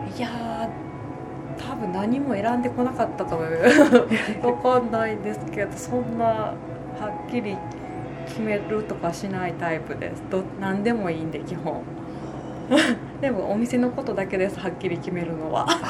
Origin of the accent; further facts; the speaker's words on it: Shiga, Japan; 私ここで育ってるし、はいはい、家族もみんな知ってくれてるし